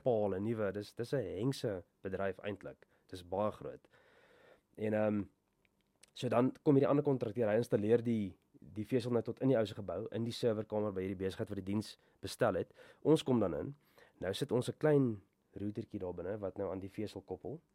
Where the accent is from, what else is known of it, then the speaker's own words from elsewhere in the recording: Bloemfontein, Free State, South Africa; ek het ek het groot geword hier in Bloemfontein.